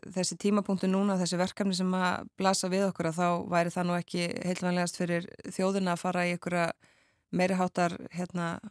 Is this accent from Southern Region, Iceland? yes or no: no; Akranes, Western Region, Iceland; á Akrans í mínum heimabæ